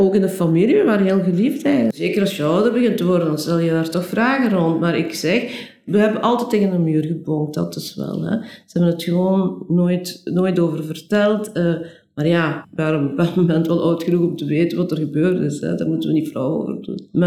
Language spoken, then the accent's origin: Dutch; DR Congo; born there; Eh, ja, ik ben geboren in Belgisch Congo in 1956, eh, waar mijn ouders toen uh, verbleven.